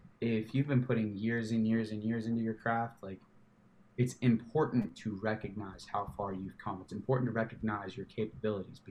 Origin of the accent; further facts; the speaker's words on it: Louisville, Kentucky, United States; moved away as an adult; now in Tampa, United States; we are from Louisville, Kentucky.